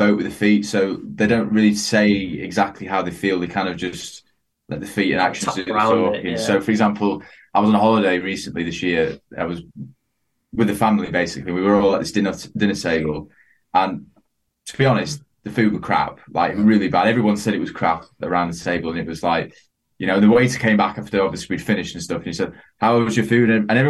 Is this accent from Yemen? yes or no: no; Dublin, Leinster, Ireland; born there; Sheffield / Dublin. I was born in Dublin, but.